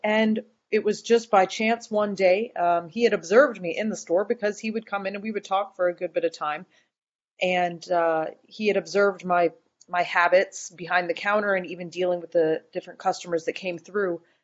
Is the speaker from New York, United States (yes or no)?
no; Boone, North Carolina, United States; also born or lived in Research Triangle, North Carolina; I'm from Boone, North Carolina